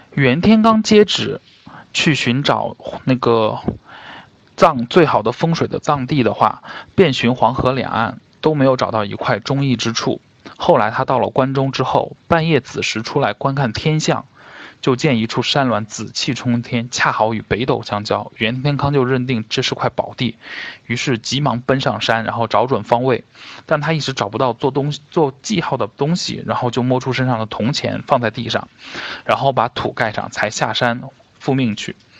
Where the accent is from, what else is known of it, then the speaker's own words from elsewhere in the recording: Xi'an, Shaanxi, China; 我们西安这边的一些历史风貌和一些的饮食习惯